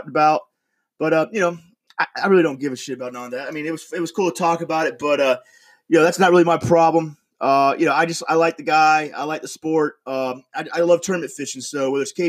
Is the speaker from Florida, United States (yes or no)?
yes; Florida, United States; moved away; also born or lived in New York; I'm originally from Florida, and you can tell